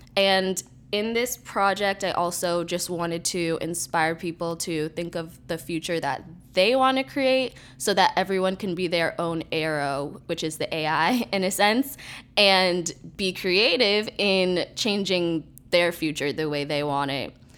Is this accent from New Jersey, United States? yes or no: no; New York City, New York, United States; I am a filmmaker from New York City